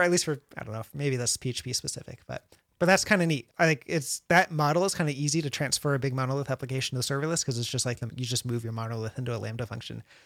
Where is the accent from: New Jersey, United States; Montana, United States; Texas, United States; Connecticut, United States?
Connecticut, United States; now in San Antonio, United States; I'm from Connecticut